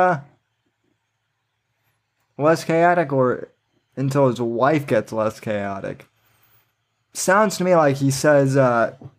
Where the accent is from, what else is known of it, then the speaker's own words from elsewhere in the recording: Colorado, United States; moved away; also born or lived in Florida; technically I'm a Colorado boy. So, you know, I'm from Colorado